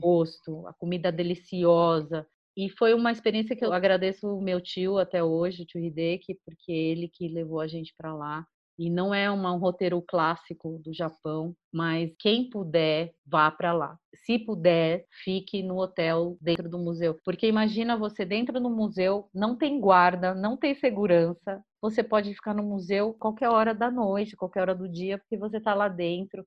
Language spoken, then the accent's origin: Portuguese; São Paulo, Brazil; Em São Paulo, a gente é de São Paulo